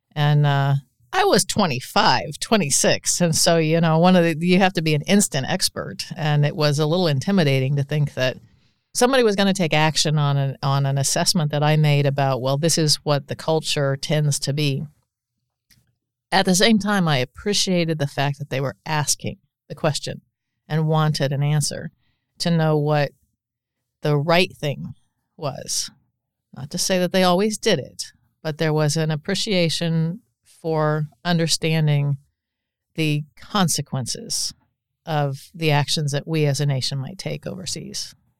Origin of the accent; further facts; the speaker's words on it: Council Bluffs, Iowa, United States; I grew up just outside Council Bluffs